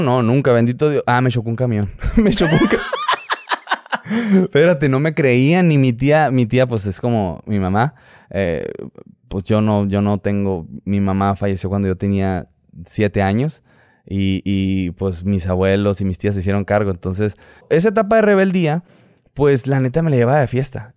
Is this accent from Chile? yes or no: no; Hermosillo, Sonora, Mexico; soy de Hermosillo, Hermosillo, Sonora